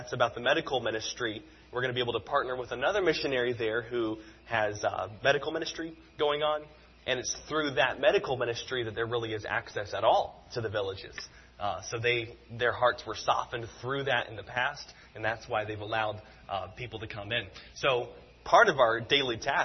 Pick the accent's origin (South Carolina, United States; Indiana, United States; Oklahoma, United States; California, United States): South Carolina, United States; I grew up in South Carolina